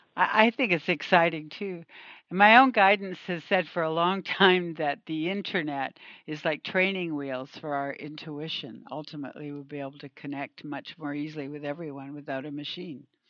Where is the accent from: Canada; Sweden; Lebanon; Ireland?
Canada; moved away; I'm from Canada initially